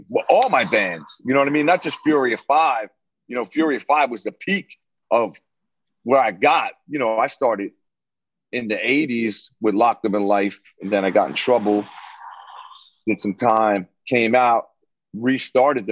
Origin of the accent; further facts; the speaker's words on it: Long Branch, New Jersey, United States; also born or lived in Elizabeth, New Jersey; I grew up in Long Branch most of my childhood to about like 12.